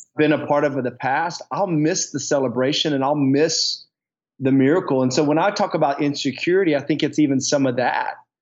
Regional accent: the South, United States; moved away as an adult; also born or lived in Dallas, Texas; now in Coeur d'Alene, United States; growing up in the South in around more rural air, areas

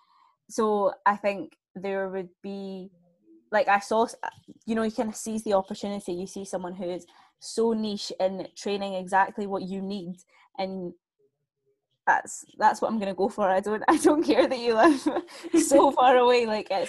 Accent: Scotland, United Kingdom; I'm from Scotland. As you can probably tell by the accent.

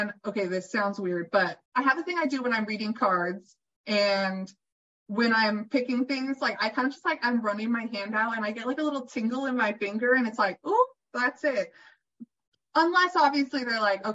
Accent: California, United States; I'm from California

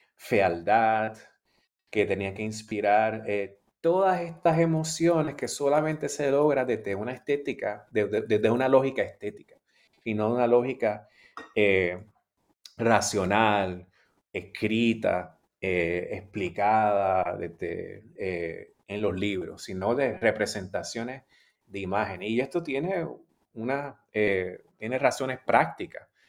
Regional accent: Puerto Rico; moved away as an adult; also born or lived in Australia

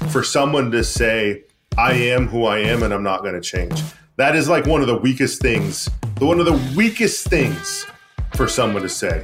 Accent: Maine, United States; bring manufacturing back to my hometown, back to Maine, back to New England

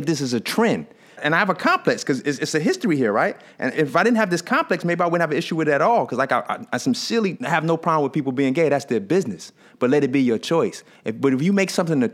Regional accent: New York, United States; also born or lived in Queens, New York; I grew up in Brownsville

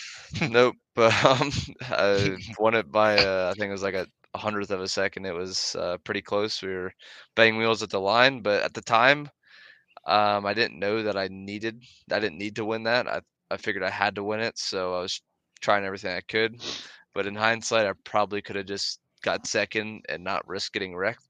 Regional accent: Millersburg, Pennsylvania, United States; Millersburg, PA

